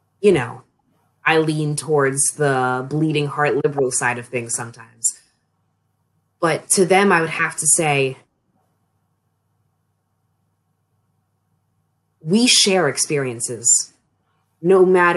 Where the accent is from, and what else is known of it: Annapolis, Maryland, United States; moved away as an adult; now in Frostburg, United States